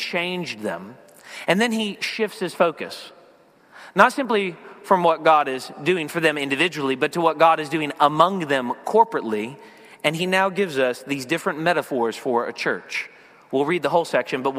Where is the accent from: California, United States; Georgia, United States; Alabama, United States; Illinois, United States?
Alabama, United States; Lower; now in Philadelphia area, United States; I grew up in L.A., Lower Alabama, the deep south, the real L.A.